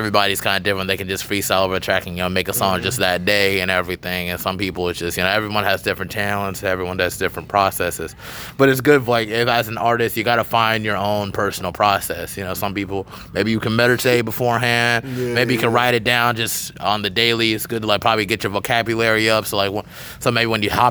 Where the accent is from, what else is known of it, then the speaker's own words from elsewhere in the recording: Charlotte, North Carolina, United States; I'm from Charlotte